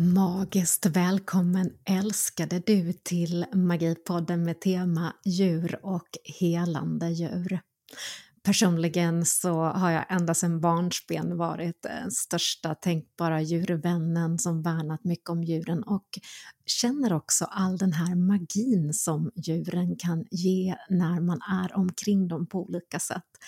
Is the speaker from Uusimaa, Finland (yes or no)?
no; North Karelia, Finland; moved away; Jag var barn, jag växte upp i norra Karelen eh, finsk-ryska gränsen